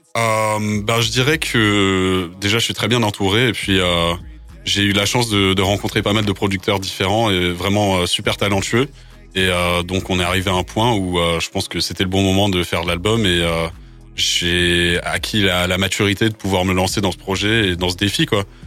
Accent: Bagnols-sur-Cèze, Occitania, France; first language English; French is a second language; moved away as an adult; now in Paris, France; je suis né à Bagnoles-sur-Cèze dans le Gard, mais j'habite maintenant à Paris

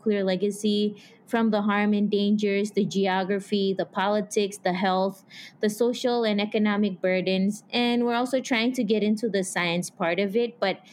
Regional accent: Marshall Islands; moved away as an adult; I was born and raised in the Marshall Islands

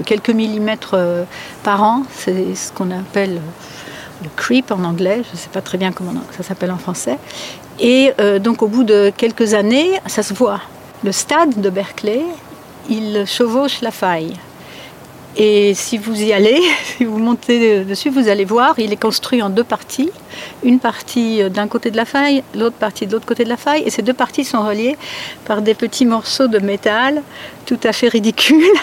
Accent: France; moved away as an adult; now in California, United States; j'ai grandi en France

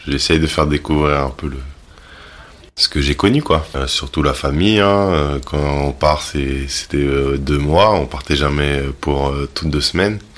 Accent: Cayenne, French Guiana, France; born there; j'ai 36 ans, je suis né à Cayenne, en Guyane.

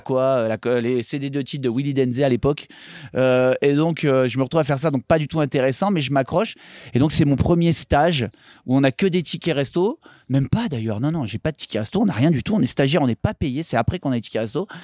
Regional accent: Les Orres, Provence-Alpes-Côte d'Azur, France; now in Paris, France; Les Ors, Vars, Serre Chevalier, Montgenèvre. Voilà, c'est là où j'ai grandi, où j'ai appris à skier

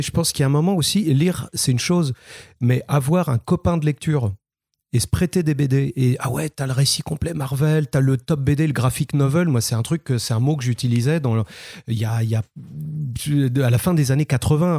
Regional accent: Saint-Malo, Brittany, France; de Saint-Malo, de mes, mes origines

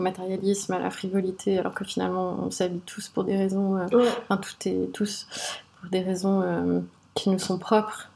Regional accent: Switzerland; je suis d'origine libanaise et sri-lankaise. J'ai grandi euh, en Suisse

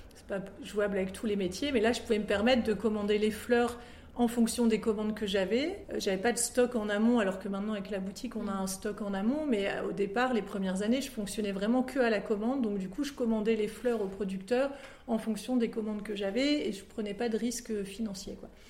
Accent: France; moved away as an adult; also born or lived in Lille; now in Brussels, Belgium; je suis française et j'habitais à Lille

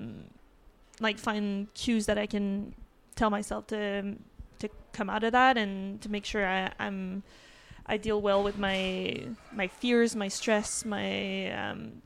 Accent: Quebec City, Quebec, Canada; also born or lived in Vermont; I'm from Quebec City

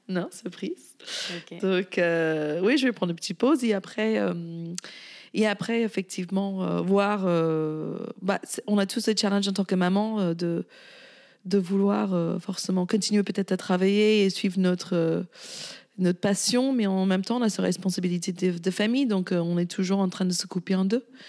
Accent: Virginia, United States; French is a second language; moved away as an adult; also born or lived in La Rochelle, France; now in Paris, France; j'ai grandi en Virginie, côté Est

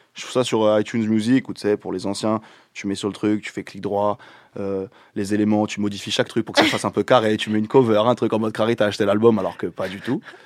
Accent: Seine-et-Marne, Île-de-France, France; là d'où je viens dans le 7-7

